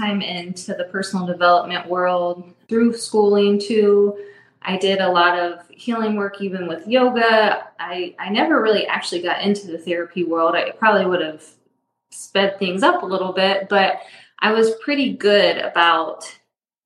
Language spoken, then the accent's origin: English; Indianapolis, Indiana, United States; now in Avon, United States; I'm from Indianapolis. So we currently are in Avon, Indiana.